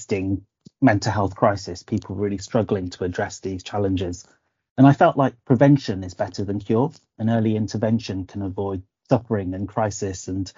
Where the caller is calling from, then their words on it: Oxford, South East England, United Kingdom; I'm joining you from a slightly overcast Oxford.